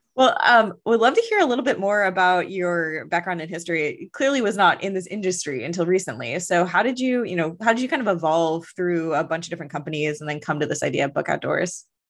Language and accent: English; Chicago, Illinois, United States; also born or lived in Oklahoma; I was born in Oklahoma and grew up in Chicago